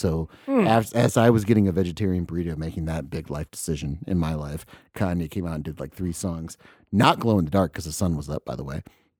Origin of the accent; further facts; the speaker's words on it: Florida, United States; also born or lived in Midwest; So half Florida, half the Midwest. It's weird.